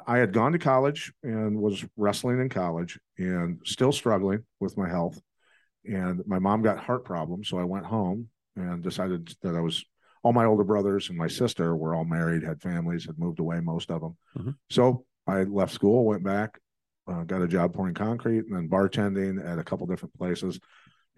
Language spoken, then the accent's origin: English; Bettendorf, Iowa, United States; I grew up in Bettendorf, Iowa